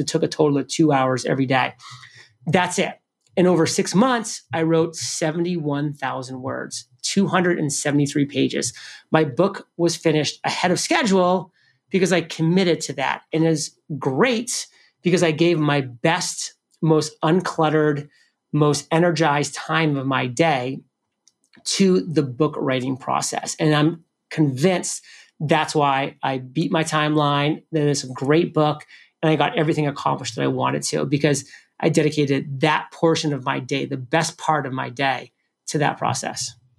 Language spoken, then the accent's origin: English; New England, United States; I'm from New England